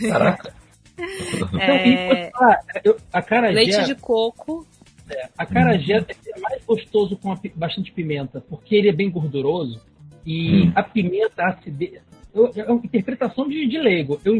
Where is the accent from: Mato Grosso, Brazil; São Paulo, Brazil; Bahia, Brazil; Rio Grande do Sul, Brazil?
Bahia, Brazil; Eu sou, sou neto, sou, sou baiano.